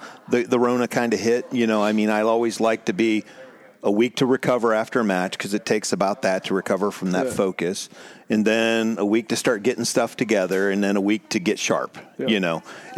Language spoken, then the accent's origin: English; Ohio, United States; Ohio, born and raised in Ohio.